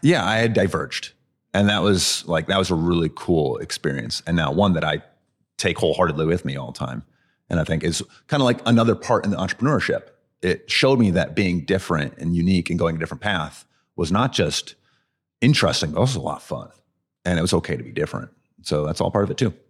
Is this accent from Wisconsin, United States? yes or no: yes; Madison, Wisconsin, United States; I am born and raised in Madison